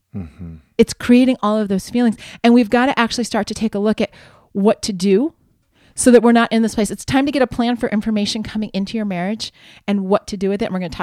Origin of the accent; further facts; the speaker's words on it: Ohio, United States; I grew up in Ohio. I still remember the farm report in the middle of the 12 o'clock news.